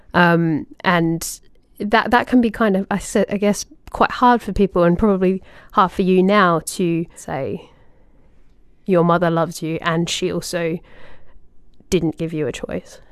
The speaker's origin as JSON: {"language": "English", "country": "Australia", "tie": "born or raised there", "said": "little kid in Australia"}